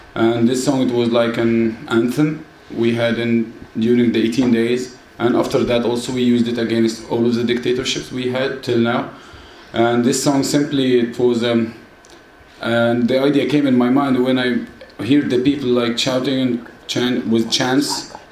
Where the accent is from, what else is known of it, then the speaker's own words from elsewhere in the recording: Mansoura, Dakahlia, Egypt; my hometown. It's called Mansoura.